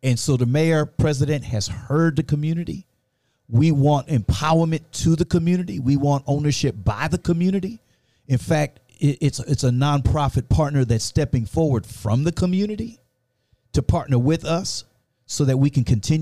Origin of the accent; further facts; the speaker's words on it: Washington, District of Columbia, United States; moved away as an adult; now in Lafayette, United States; I'm from Washington, D.C.